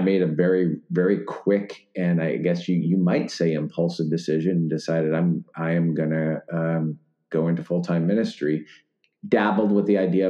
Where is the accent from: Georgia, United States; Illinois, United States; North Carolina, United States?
Illinois, United States; Wheaton; moved away as an adult; I grew up in Wheaton, Illinois